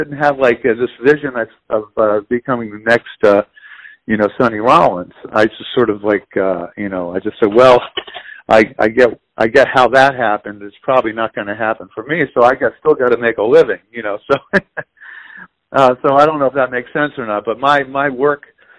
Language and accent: English; Philadelphia, Pennsylvania, United States; in Philly, you know, growing up in Philly, you know, I started working gigs